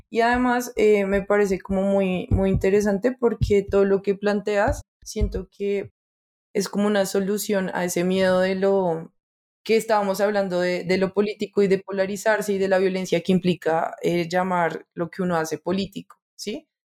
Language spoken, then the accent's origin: Spanish; Colombia; como colombianos